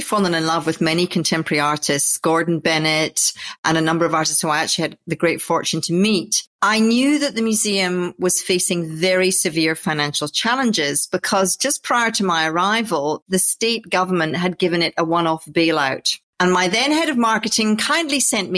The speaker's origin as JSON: {"language": "English", "area": "Orkney Islands", "region": "Scotland", "country": "United Kingdom", "tie": "born or raised there", "moved": "yes", "said": "I grew up in the Orkney Islands, which is basically drive as far as you can to the north of Scotland and take a ferry."}